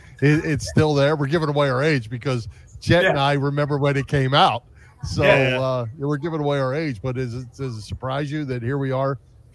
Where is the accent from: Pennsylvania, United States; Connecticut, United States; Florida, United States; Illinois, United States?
Pennsylvania, United States; Delaware County; I grew up in Delaware County myself